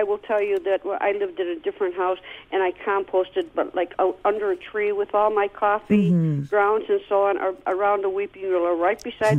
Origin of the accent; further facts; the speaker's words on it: United States; I am an American.